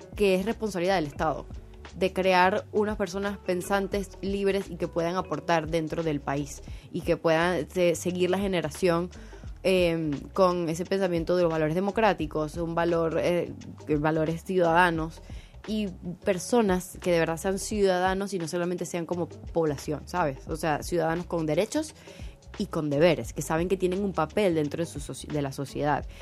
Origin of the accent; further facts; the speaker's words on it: Maracaibo, Zulia, Venezuela; yo soy maracucha antes que venezolana